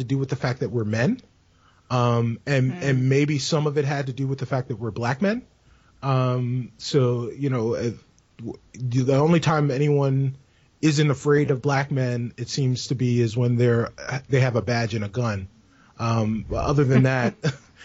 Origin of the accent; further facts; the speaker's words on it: New York City, New York, United States; moved away; also born or lived in Chicago; I'm originally from the Bronx. But I was living in Chicago when we met.